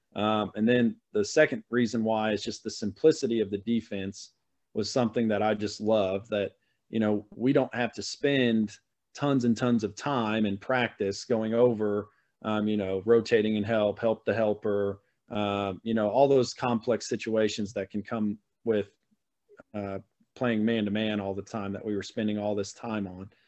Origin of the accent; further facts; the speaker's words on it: Missouri, United States; born and raised in Missouri, so I've spent my my whole life in Missouri, mid Missouri mostly